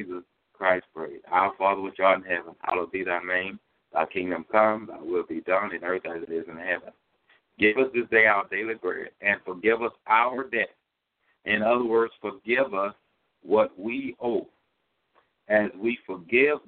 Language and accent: English; Louisiana, United States; moved away as an adult; also born or lived in California; I'm from Louisiana